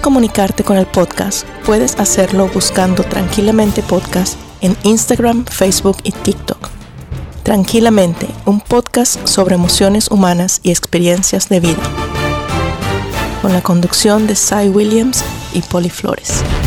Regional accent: Venezuela; moved away as an adult; also born or lived in Costa Rica; now in United Kingdom; nací en Venezuela

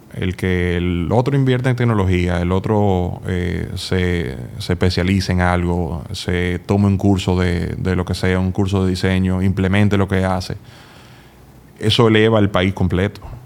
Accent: Dominican Republic; also born or lived in Massachusetts, United States / Indiana, United States; de República Dominicana

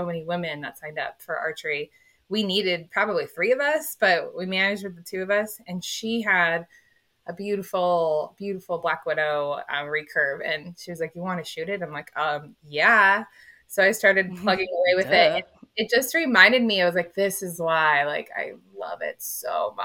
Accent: Phelan, California, United States; So I grew up in Phelan, California, which is a ranch town

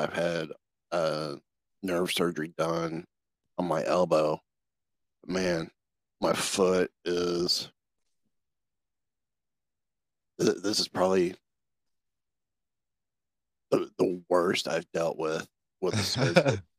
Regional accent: Kentucky, United States; born there; Oh, wow. I was born in Kentucky, and actually, by the time I graduated high school, had 13 different street addresses.

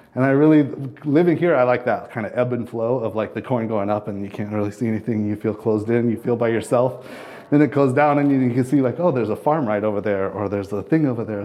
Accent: southern Wyoming, United States; also born or lived in Colorado / Washington / Minneapolis, Minnesota / Louisiana; now in Urbana, United States; I grew up in the southern, like, desert part of Wyoming

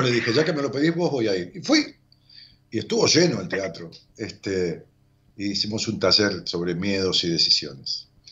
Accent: Ramos Mejía, Buenos Aires Province, Argentina; Ramón Mejía, que es mi pueblo

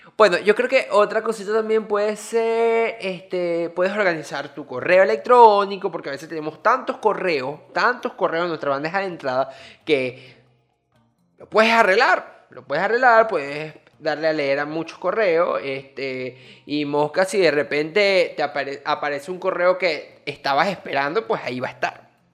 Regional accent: Venezuela; now in Dominican Republic; soy venezolano que vive en República Dominicana

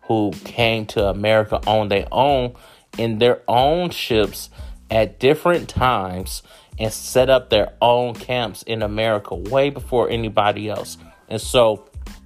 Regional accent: Oakland, California, United States; moved away; also born or lived in Hayward, California / Florida panhandle / Mississippi / North Florida; I grew up in Oakland. I grew up in Hayward.

